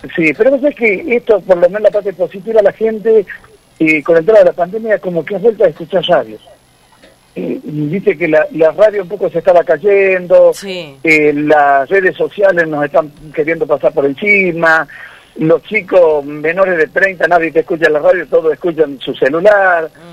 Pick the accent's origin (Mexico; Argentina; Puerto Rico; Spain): Argentina; Cosquín, Córdoba; mi padre, nosotros somos todos de Cosquín, provincia de Córdoba